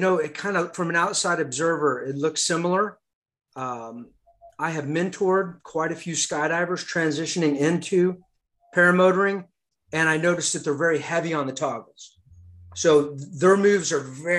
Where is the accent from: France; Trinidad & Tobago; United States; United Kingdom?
France; moved away; also born or lived in Europe; So I grew up in Europe, and as a child in the 80s in France